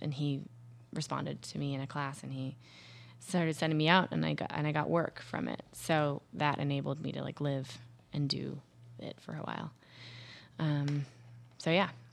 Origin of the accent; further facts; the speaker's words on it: Minnesota, United States; Minnesota, where I'm from